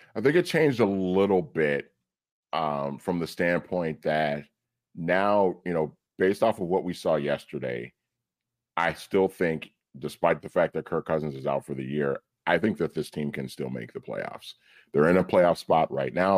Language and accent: English; Minnesota, United States; growing up in Minnesota as a Vikings fan, as a kid